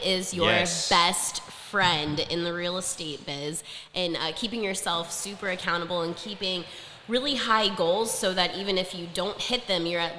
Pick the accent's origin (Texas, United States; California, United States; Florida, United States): Florida, United States; Naples; I was born and raised here in Naples, Florida. So I am a Naples native.